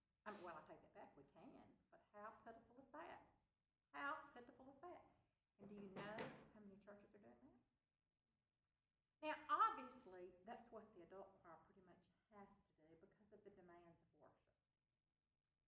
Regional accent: Mississippi, United States; my family really, you know, we're from Mississippi in the South

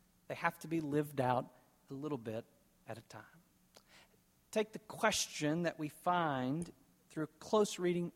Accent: East Texas, United States; moved away as an adult; now in West Texas, United States; I grew up in East Texas.

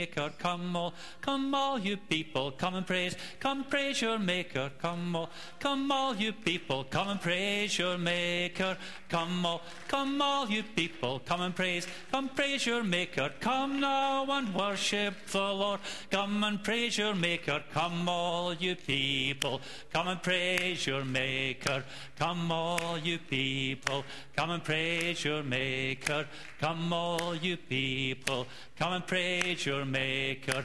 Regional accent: Scotland, United Kingdom; I come from Scotland

